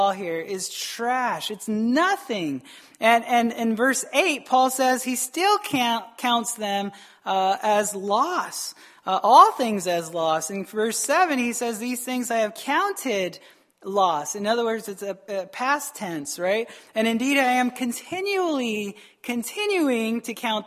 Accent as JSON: {"language": "English", "country": "United States", "said": "we're American"}